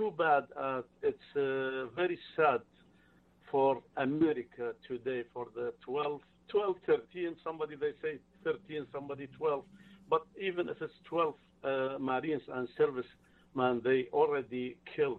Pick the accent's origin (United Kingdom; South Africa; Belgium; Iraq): Iraq; now in United States; I am from Middle East, I am from Iraq.